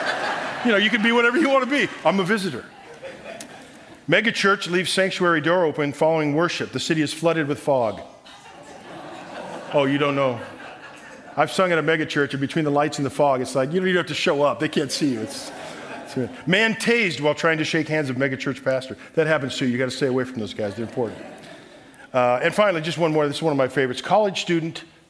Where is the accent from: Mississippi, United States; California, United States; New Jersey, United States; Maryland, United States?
California, United States; Southern; I'm from Southern California.